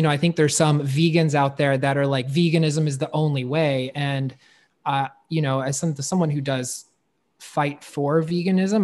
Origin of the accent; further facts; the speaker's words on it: North Carolina, United States; I was raised in the South, North Carolina.